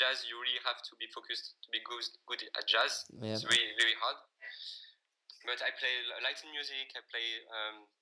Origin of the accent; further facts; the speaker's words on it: France; now in Berlin, Germany; I'm French